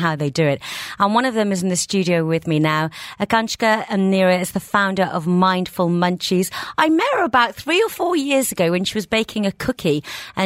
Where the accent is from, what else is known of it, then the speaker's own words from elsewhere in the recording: Birmingham, West Midlands, United Kingdom; now in Dubai, United Arab Emirates; I came from Birmingham